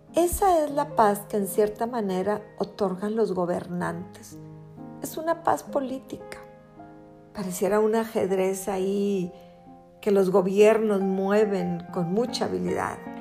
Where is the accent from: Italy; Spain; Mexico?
Mexico; Somos mexicanos